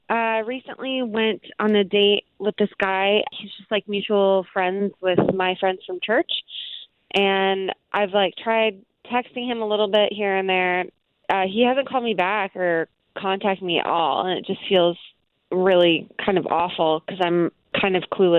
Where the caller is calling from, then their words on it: Casselberry, Florida, United States; Hey, I'm calling from Castleberry.